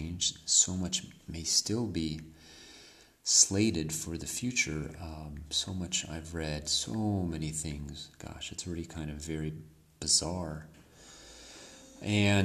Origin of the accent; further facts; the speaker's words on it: United States; moved away as an adult; now in Mexico; I'm from the United States